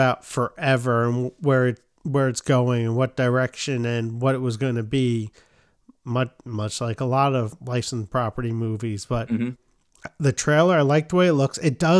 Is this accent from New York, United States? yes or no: yes; New York, United States; That's how we pronounce them growing up in New York.